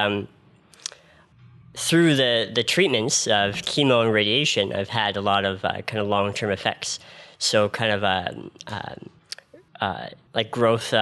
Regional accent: Ottawa, Ontario, Canada; I'm from right here in Ottawa

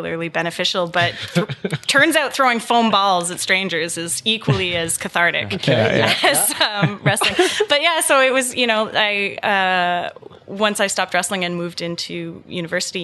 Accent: Ottawa, Ontario, Canada; Born and raised in Ottawa.

